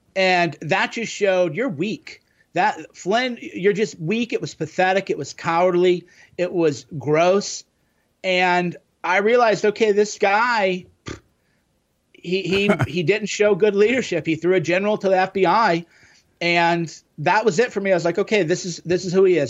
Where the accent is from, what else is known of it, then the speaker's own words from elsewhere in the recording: Midwest, United States; growing up in the Midwest in the '90s